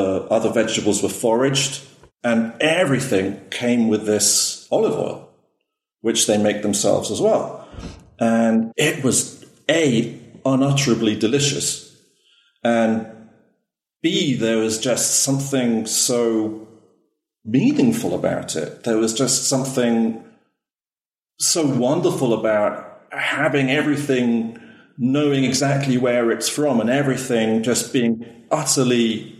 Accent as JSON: {"language": "English", "region": "Wales", "country": "United Kingdom", "said": "I'm actually originally from Wales in the UK, but I married a Greek."}